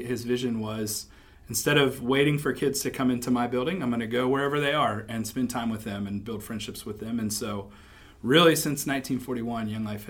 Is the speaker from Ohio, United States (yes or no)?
yes; Springfield, Ohio, United States; moved away as an adult; now in Butler, United States; I'm originally from Springfield, Ohio.